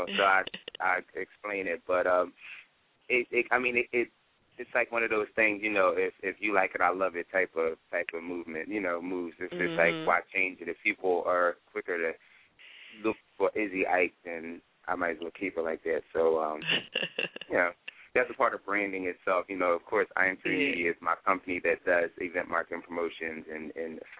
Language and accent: English; Philadelphia, Pennsylvania, United States; born and raised in Philadelphia